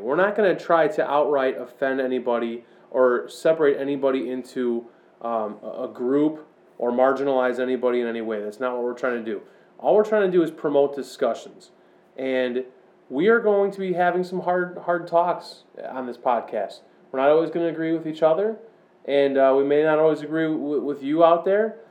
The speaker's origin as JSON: {"language": "English", "town": "Chicago", "region": "Illinois", "country": "United States", "tie": "born or raised there", "said": "I grew up all around the Chicago suburbs"}